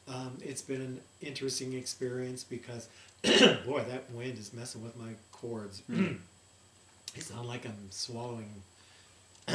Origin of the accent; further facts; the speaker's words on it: Lisbon, Ohio, United States; moved away as an adult; also born or lived in New York City / Colorado; Growing up in Lisbon, Ohio, population 5,000, little white picket fence, Peyton Place kind of town.